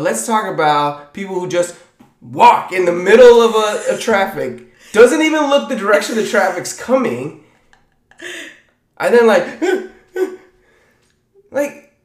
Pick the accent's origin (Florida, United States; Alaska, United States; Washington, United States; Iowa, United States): Florida, United States; Tampa; I come from Tampa Bay